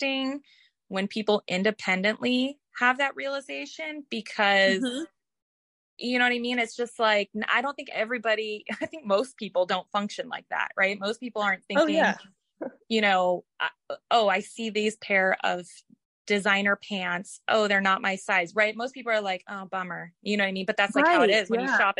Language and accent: English; outside of Seattle, Washington, United States; I grew up outside of Seattle.